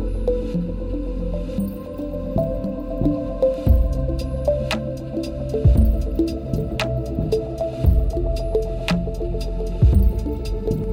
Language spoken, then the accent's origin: English; Russia; moved away; I'm coming from Russia. I immigrated many years ago